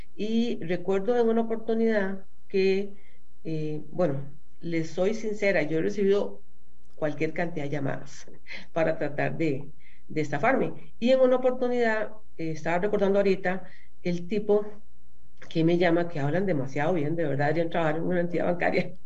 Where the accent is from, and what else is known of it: Costa Rica